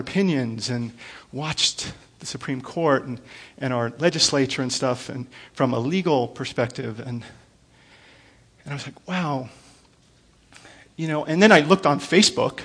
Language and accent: English; United States; I'm an American